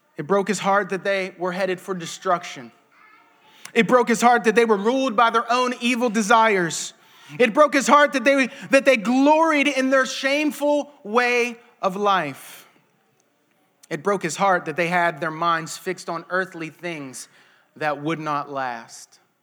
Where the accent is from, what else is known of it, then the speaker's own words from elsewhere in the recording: United States; we as American Christians